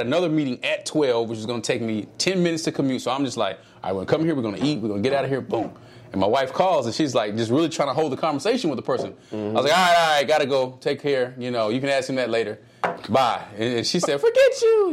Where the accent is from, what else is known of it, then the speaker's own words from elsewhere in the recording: Dallas, Texas, United States; I, am from the South. I'm from Dallas